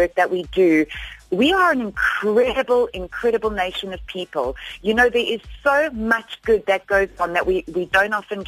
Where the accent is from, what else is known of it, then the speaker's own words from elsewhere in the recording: South Africa; we are as a South African people